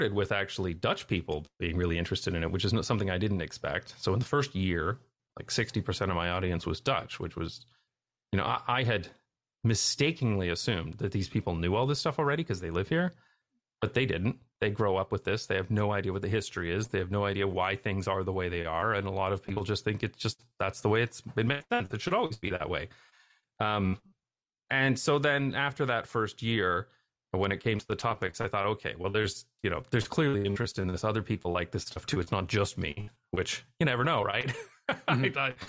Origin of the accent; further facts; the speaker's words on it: Canada; also born or lived in United Kingdom / Taiwan / Belgium / United States; now in Netherlands; you know, I'm from Canada, but then we left and we lived in various places like the UK, Taiwan, Belgium.